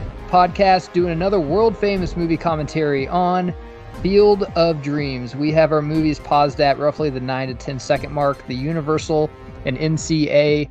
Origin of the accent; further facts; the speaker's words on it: Midwest, United States; I grew up in the Midwest